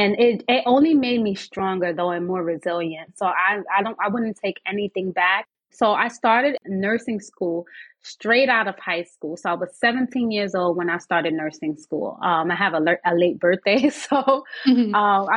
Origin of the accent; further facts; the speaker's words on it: New York City, New York, United States; Born and raised in New York City